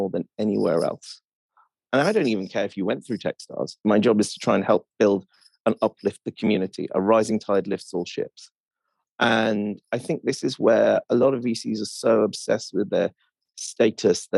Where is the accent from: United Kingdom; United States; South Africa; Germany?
United Kingdom; Welsh, Wales; I'm Welsh